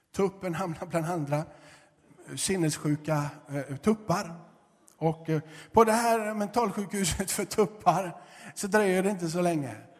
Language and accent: Swedish; Gothenburg, Västra Götaland, Sweden; moved away as an adult; Jag är uppvuxen i Göteborg